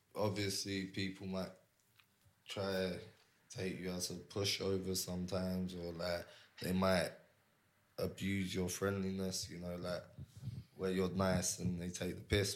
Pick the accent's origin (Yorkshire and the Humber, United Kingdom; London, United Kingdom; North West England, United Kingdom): London, United Kingdom; moved away as an adult; also born or lived in Barcelona, Spain; I'm Cypriot, but I was born and raised in North London